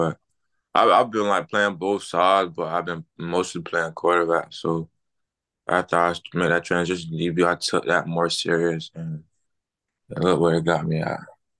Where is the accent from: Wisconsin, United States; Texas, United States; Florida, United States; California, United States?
Florida, United States; Daytona Beach; I'm from Daytona Beach, Florida. I go to Mainland High School. I'm DB.